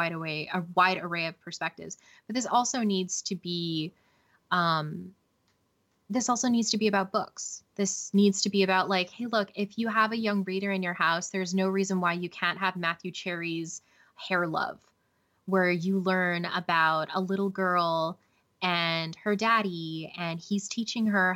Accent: Canada; I'm not American, I'm Canadian.

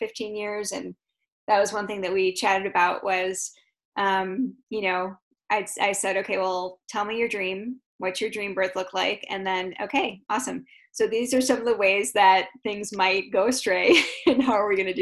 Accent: Chicago, Illinois, United States; moved away; I'm from Chicago

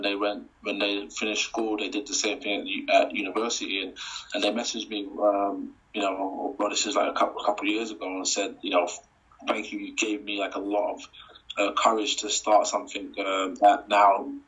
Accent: United Kingdom; representing my country

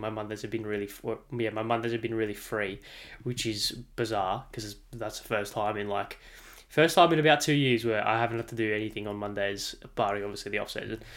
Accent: Australia; as an Australian

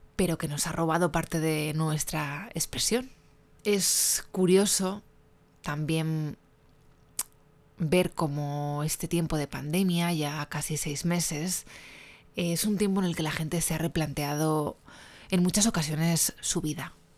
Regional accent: Spain; soy una periodista española

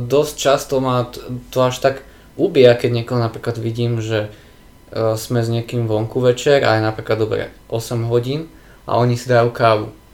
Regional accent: Púchov, Trenčín Region, Slovakia; moved away; ja som pôvodne z Puchova a tam je obrovská firma Continental s gumami, určite každý pozná

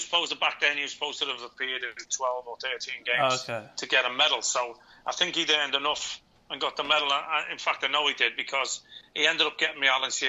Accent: Liverpool, North West England, United Kingdom; being a Scouser

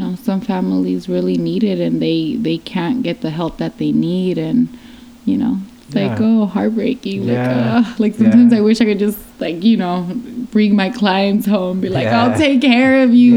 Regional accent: Long Beach, California, United States; I grew up like in Long Beach, specifically like the west side of Long Beach

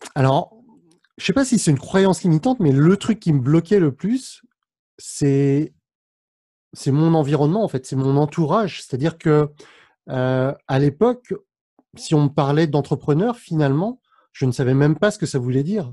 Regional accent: France; mes parents sont cambodgiens, je suis né en France, mais mes parents sont d'origine cambodgienne

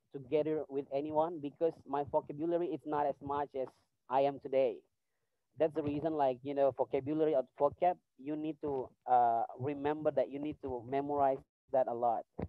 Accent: Serui, Papua, Indonesia; dulu saya dari Serui

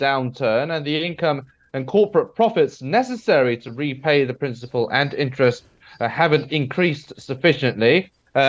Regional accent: United Kingdom; me being British

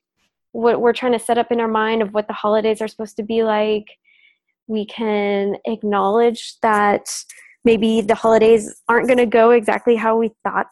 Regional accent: Minnesota, United States; I come from Minnesota

